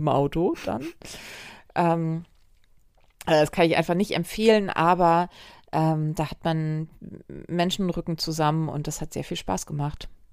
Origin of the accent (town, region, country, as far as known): Wedel, Schleswig-Holstein, Germany; born or raised there